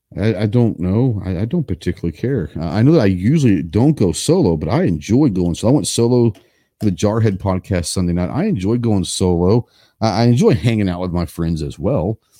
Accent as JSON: {"language": "English", "town": "Dallas", "region": "Texas", "country": "United States", "tie": "born or raised there", "said": "I grew up in Dallas, so I grew up in the city"}